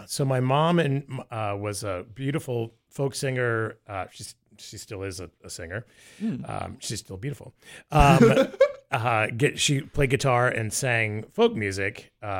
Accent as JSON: {"language": "English", "town": "Tampa", "region": "Florida", "country": "United States", "tie": "born or raised there", "said": "I grew up in the Tampa Bay area of Florida, and then I started doing commercials when I was a kid."}